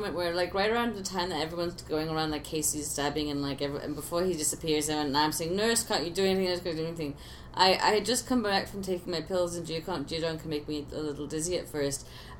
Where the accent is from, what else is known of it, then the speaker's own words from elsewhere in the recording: England, United Kingdom; moved away; being English